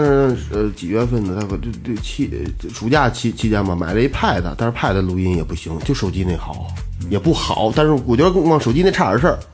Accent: China; 咱们大陆的，就是中国人

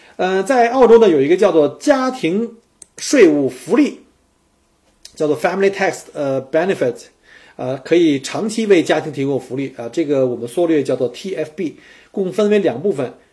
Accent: China; 我们在天朝的老百姓

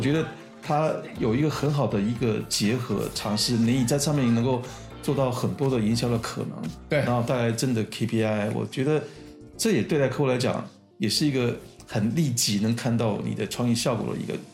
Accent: Taiwan; 我是台湾人

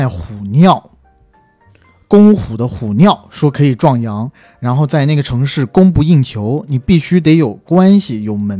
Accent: southern China, China; 我作为南方人，

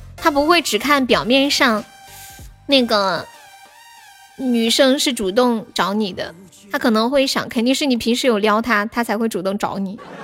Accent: Sichuan, China; 我是四川的

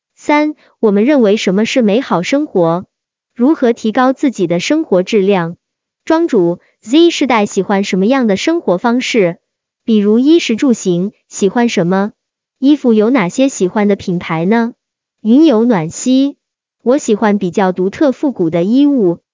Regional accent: Guangzhou, Guangdong, China; 我来自广州

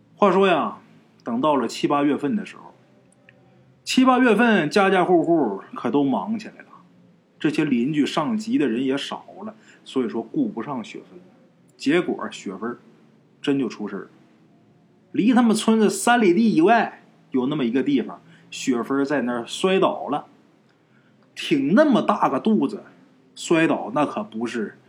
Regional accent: Northeast China, China; 在我们东北老家，农村啊

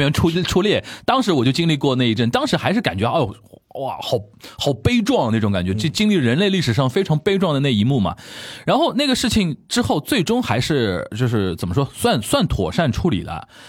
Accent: China; also born or lived in Japan; 我们中国人

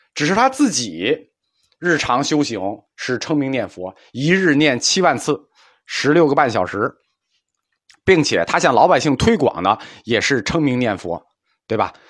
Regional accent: China; 我们中国人有一个两分法看问题

